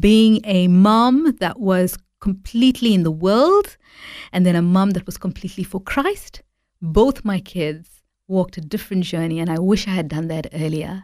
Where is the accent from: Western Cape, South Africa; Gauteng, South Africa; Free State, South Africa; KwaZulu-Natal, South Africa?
KwaZulu-Natal, South Africa; Durban; I was born and raised in South Africa